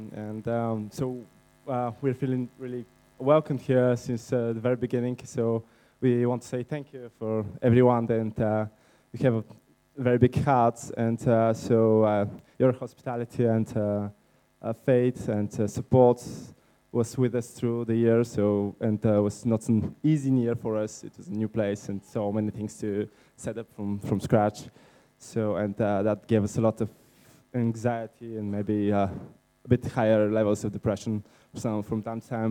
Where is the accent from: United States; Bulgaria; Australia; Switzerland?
Bulgaria; English is a second language; moved away as an adult; we are from Bulgaria